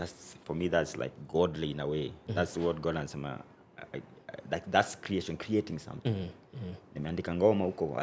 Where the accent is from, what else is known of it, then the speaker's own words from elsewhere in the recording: Nairobi, Kenya; growing up in Dandora, bro, 20 years ago